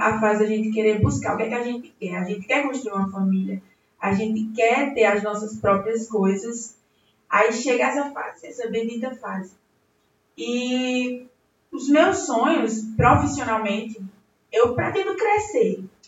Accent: Belo Jardim, Pernambuco, Brazil; nascida e criada aqui em Belo Jardim, na nossa querida Belo Jardim

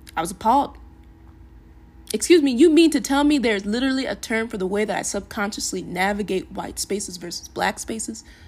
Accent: Farmington, Minnesota, United States; also born or lived in Eden Prairie, Minnesota / Lakeville, Minnesota; While growing up in Farmington, I always was one of the bla-, few black kids.

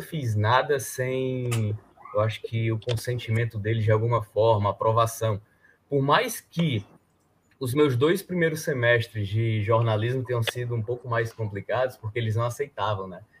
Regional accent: Northeast Brazil, Brazil; accent: matutão; also born or lived in Fortaleza; a gente aqui que é nordestino

